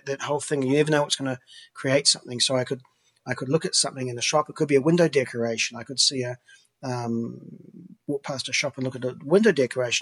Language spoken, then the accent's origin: English; New Zealand; now in Vancouver, Canada; Growing up in New Zealand